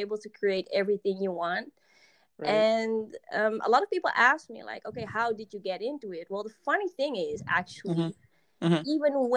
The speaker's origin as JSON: {"language": "English", "town": "Amsterdam", "region": "North Holland", "country": "Netherlands", "tie": "born or raised there", "second_language": "English", "said": "Amsterdam-based, for everybody that might know or might not know. I'm from Europe, so English is not my native language. But Amsterdam, everybody probably knows. born and raised here"}